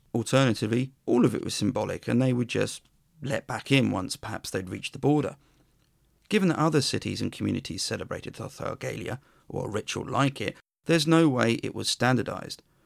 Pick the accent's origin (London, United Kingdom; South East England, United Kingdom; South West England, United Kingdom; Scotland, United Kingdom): South East England, United Kingdom; Worthing; my hometown of Worthing